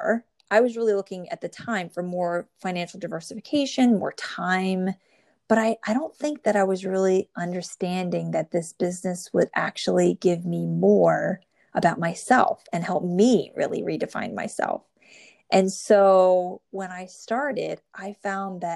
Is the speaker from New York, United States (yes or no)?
no; New Jersey, United States; born or raised there